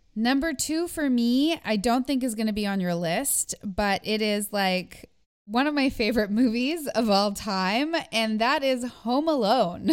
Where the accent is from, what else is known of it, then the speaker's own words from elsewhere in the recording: Canada; I'm too Canadian